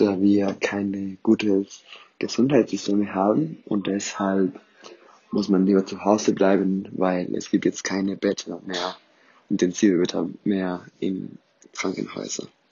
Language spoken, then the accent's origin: German; Ecuador; now in Berlin, Germany; Ich komme aus Ecuador